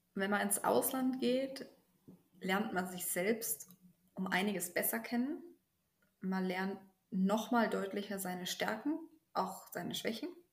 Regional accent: Germany; moved away as an adult; now in Soldotna, United States; bei uns in Deutschland

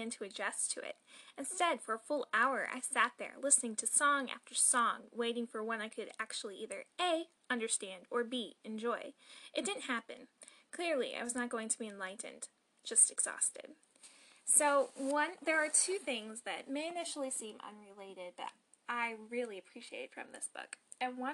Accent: North Carolina, United States; I'm also from North Carolina

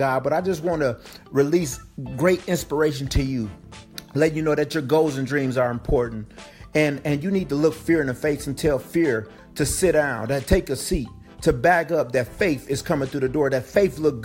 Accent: Flint, Michigan, United States; born and raised in Flint, Michigan

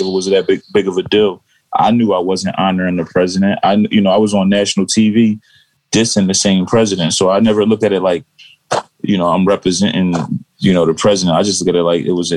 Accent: Philadelphia, Pennsylvania, United States; I'm from Philadelphia

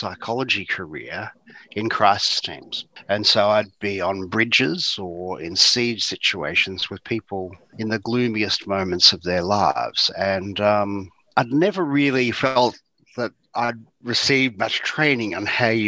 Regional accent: Geelong, Victoria, Australia; I grew up in Geelong, as you said, in East Geelong near Eastern Park

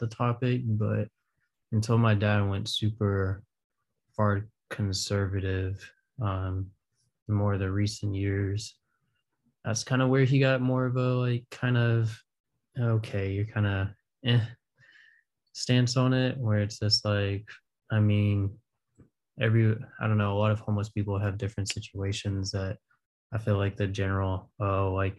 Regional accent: Raleigh, North Carolina, United States; moved away; growing up in Raleigh and around there

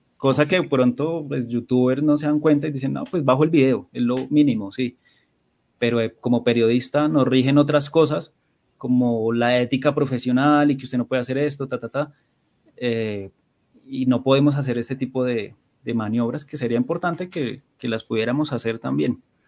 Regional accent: Bogotá, Colombia; crecí en Bosa

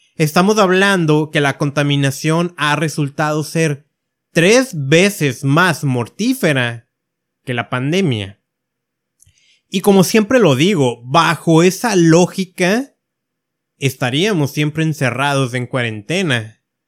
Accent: Mexico; yo que estoy en México

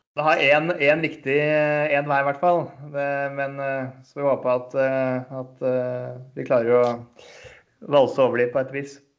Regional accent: Eastern Norway, Norway; Nå er jeg østlending

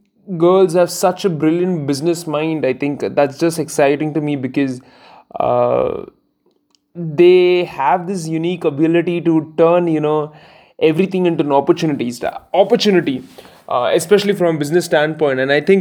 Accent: Kerala, India; because I come in from South India, Kerala specifically

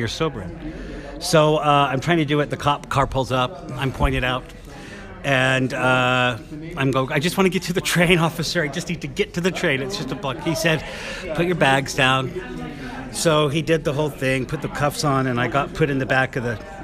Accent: Orem, Utah, United States; I was born and raised in Utah County, Orem, Utah

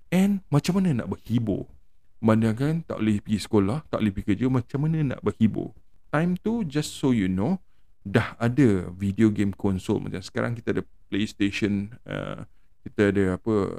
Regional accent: Malaysia; sebagai rakyat Malaysia

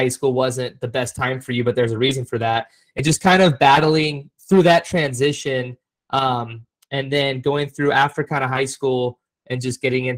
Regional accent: Orange County, California, United States; a lot of us growing up in Orange County

